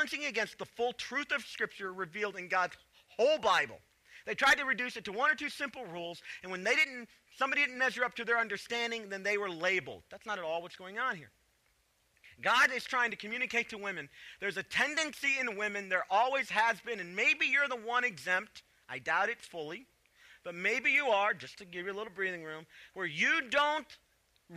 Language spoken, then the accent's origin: English; Chicago, Illinois, United States; moved away; also born or lived in the South; I grew up in Chicago